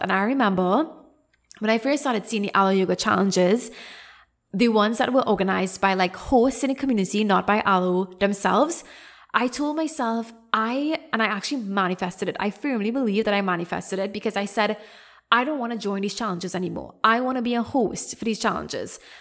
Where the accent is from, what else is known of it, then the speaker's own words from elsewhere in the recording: Trinidad & Tobago; moved away as an adult; also born or lived in Canada; I came back to Trinidad, which is my home country